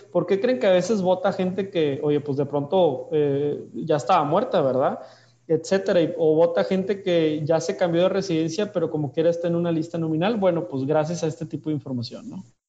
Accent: Monterrey, Nuevo León, Mexico; yo soy de Monterrey

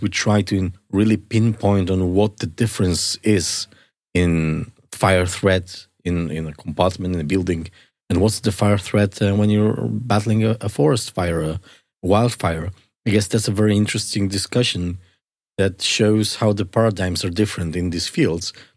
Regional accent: Poland; moved away

